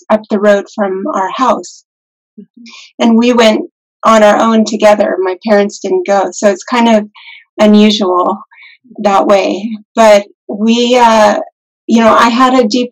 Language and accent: English; Lake Tahoe, United States; also born or lived in Reno, Nevada / Ananda Village, California; I grew up in Lake Tahoe, not very far from here, and actually have always lived in this area